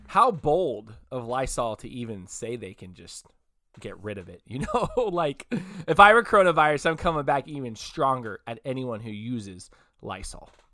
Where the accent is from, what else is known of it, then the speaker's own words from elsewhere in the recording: Modesto, California, United States; when I was a little kid, we grew up in Modesto